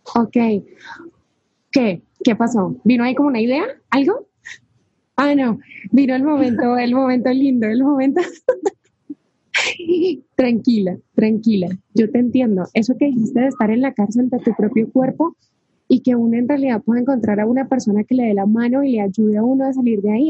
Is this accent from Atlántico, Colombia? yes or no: no; Cali, Valle del Cauca, Colombia; Dani y yo somos de la misma ciudad, somos de Cali, de Colombia